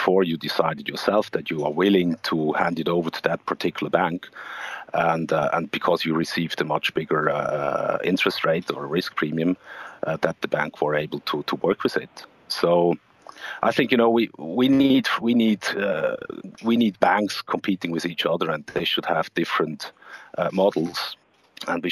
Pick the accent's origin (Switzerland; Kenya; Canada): Switzerland